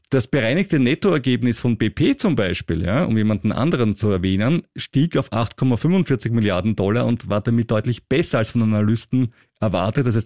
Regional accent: Austria; bei großen Börsengängen bin ich als Österreicher immer viel zu spät dran

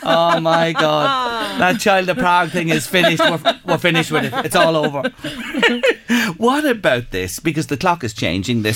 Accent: Newgrange area, Leinster, Ireland; you're a local like myself, Newgrange

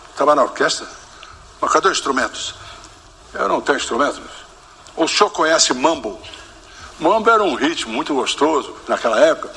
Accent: São Joaquim da Barra, São Paulo, Brazil; Minha terra, quando eu falo minha terra é São Joaquim da Barra. Né? Quando Quando era garoto em São Joaquim da Barra

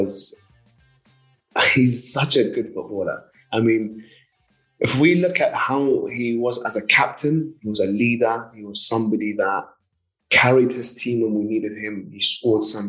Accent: London, United Kingdom; I remember growing up in London

